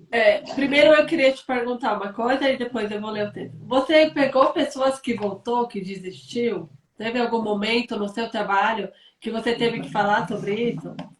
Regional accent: São Paulo, Brazil; moved away; eu sou paulista

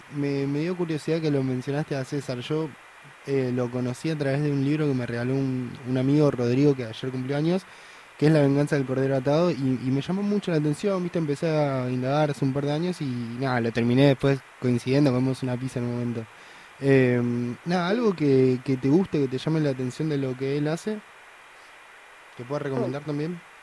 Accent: Córdoba, Argentina; soy de Córdoba Capital, de, de Barrio Yapayú

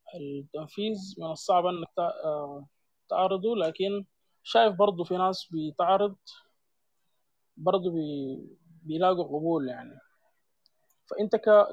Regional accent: Sudan; عندنا في السودان

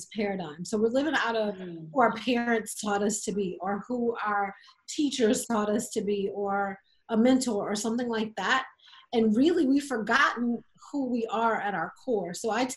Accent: South Louisiana, United States; I grew up in South Louisiana

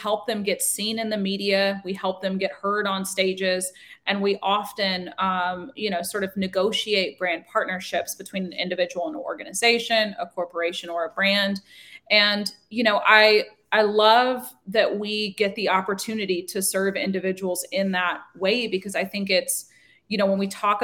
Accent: Nashville, Tennessee, United States; I am tuning in from Nashville, Tennessee. I'm a born and raised Nashvillian

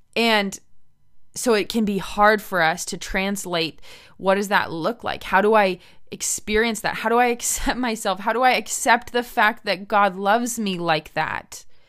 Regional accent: United States; moved away as an adult; now in Medicine Hat, Canada; I'm originally American

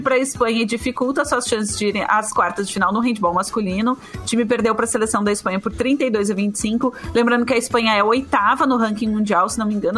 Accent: Porto Alegre, Rio Grande do Sul, Brazil; eu sou da Zona Norte, né? Eu me criei no Sarandi

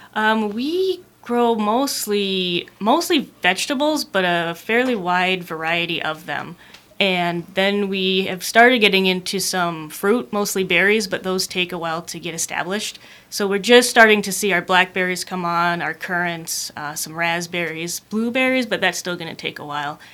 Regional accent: Calumet, Michigan, United States; moved away as an adult; also born or lived in Colorado; I'm from Calumet originally

